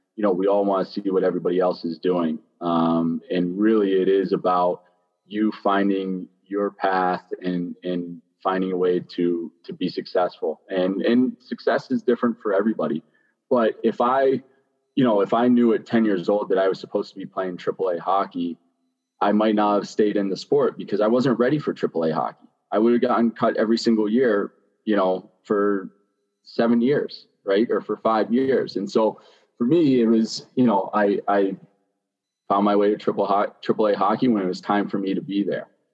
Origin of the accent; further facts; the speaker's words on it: Pittsburgh, Pennsylvania, United States; moved away; I grew up in Greenfield, which is a small kind of inner city type of town in, in Pittsburgh